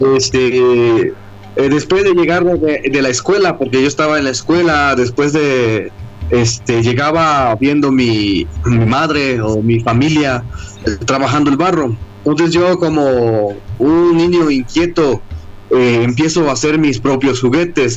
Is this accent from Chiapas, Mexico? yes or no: yes; Amatenango del Valle, Chiapas, Mexico